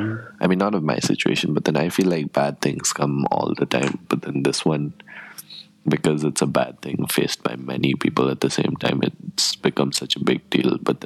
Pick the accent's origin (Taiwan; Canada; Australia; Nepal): Nepal; Technically, I'm Nepali.